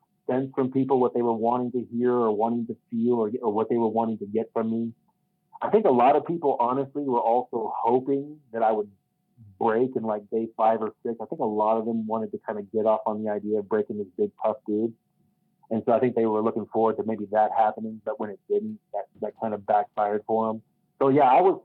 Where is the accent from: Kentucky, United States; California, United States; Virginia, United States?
Kentucky, United States; now in Colorado, United States; growing up in Kentucky